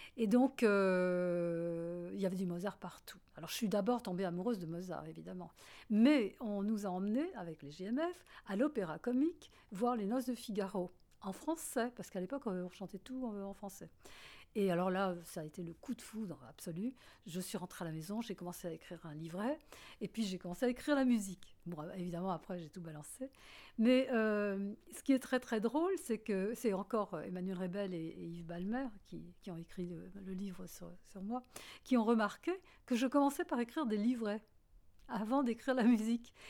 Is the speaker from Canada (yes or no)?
no; France; accent: French; mon accent français